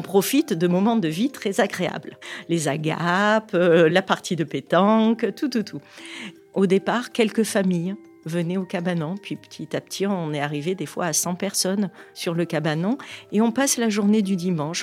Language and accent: French; Provence-Alpes-Côte d'Azur, France; Chez nous, en Provence